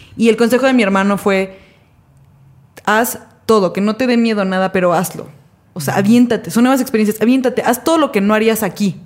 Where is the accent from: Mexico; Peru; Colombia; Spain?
Mexico; yo soy mexicana, yo no conocía la nieve